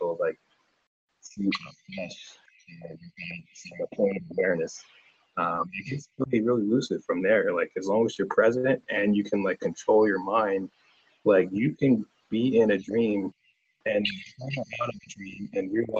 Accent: Delaware, United States; I'm from Delaware

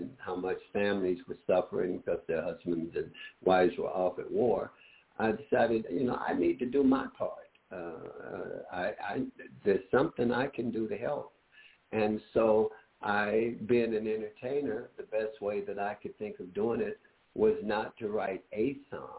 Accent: Meridian, Mississippi, United States; moved away; My hometown is Meridian, Mississippi.

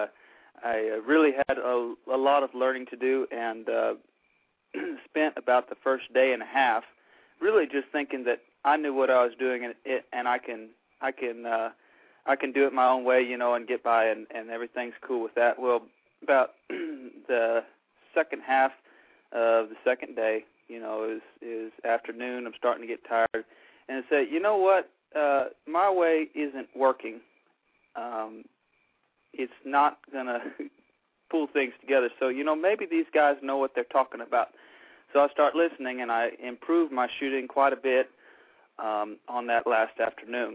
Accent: Corpus Christi, Texas, United States; I come from Nueces County around the Corpus Christi area of Texas

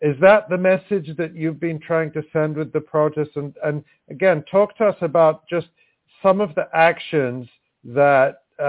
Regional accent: United States; I was born in the States, but I don't think I can be president.

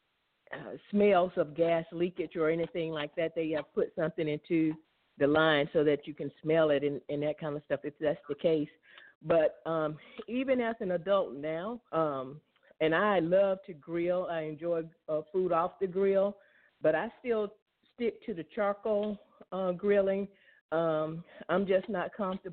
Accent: Mississippi, United States; I grew up in Mississippi

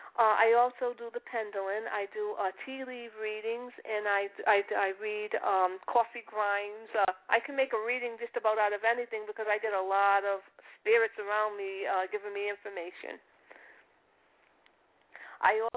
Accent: Providence, Rhode Island, United States; accent: Italian; moved away as an adult; now in Boston, United States; I was in Providence all my life

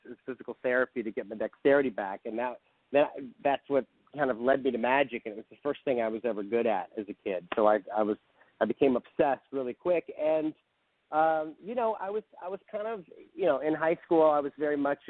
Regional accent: St. Louis, Missouri, United States; I grew up in St. Louis, Missouri. So I'm a good little Midwestern kid

